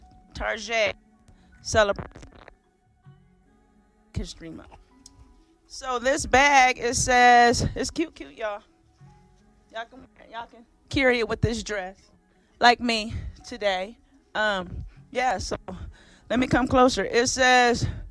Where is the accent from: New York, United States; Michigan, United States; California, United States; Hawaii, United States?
Michigan, United States; I'm from Michigan